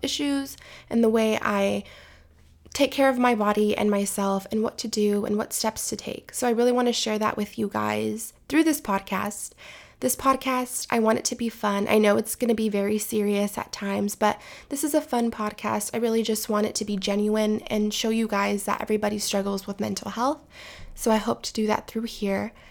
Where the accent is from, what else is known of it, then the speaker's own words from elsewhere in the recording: California, United States; I am from California